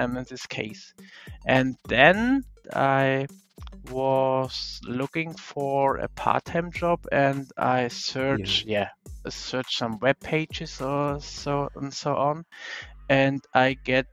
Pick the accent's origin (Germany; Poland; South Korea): Germany; I'm from Germany